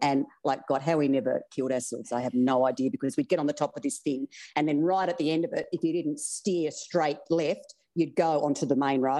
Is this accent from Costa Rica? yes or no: no; Broken Hill, New South Wales, Australia; Oh, I was so free. Like, I honestly, the street lights were our clock. We'd go all day. We'd get on our bikes. Like, I had a great childhood.